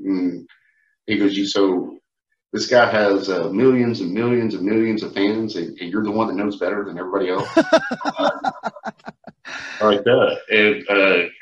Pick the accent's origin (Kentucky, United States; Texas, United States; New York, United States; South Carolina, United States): Texas, United States; Fort Worth; There's nothing like the Fort Worth stockyards, man. You know, I'm partial. It's my hometown. You know, that's where I was born and raised.